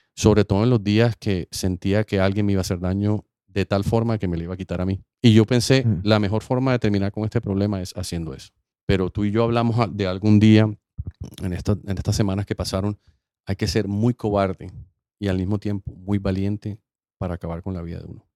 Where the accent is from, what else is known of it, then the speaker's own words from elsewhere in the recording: Colombia; moved away as an adult; now in United States; Yo iba de vuelta a Colombia